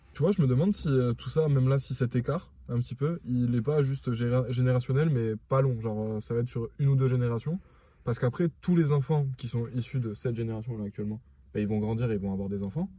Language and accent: French; France; on est français